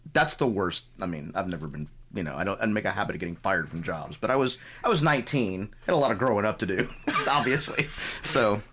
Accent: Tampa, Florida, United States; growing up in Tampa

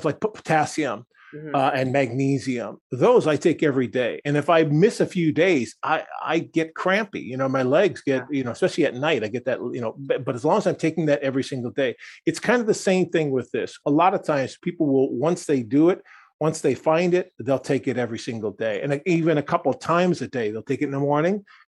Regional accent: Wisconsin, United States; I come from Wisconsin, just north of you

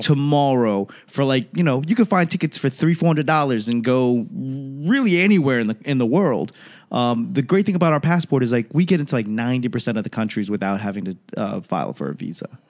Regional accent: Boston, Massachusetts, United States; I grew up in Boston

